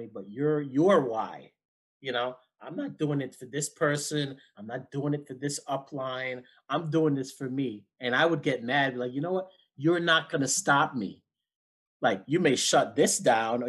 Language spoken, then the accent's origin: English; Jamaica; being Jamaican